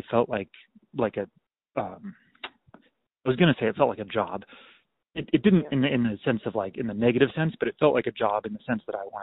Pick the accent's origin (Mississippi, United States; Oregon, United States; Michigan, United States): Oregon, United States; Klamath Falls; also born or lived in Stanford, California / Eugene, Oregon; I grew up in Klamath Falls, Oregon